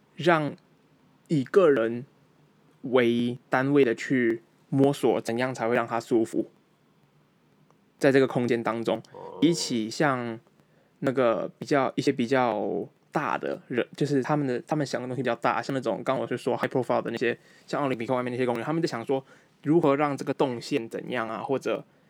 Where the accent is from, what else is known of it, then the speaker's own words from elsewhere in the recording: Malaysia; moved away; also born or lived in Taiwan; 我马来西亚长大的台湾人